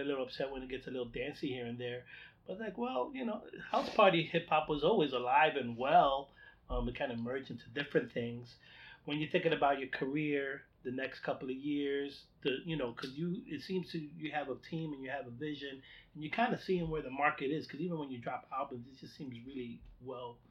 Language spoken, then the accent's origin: English; New York, United States; I'm from New York.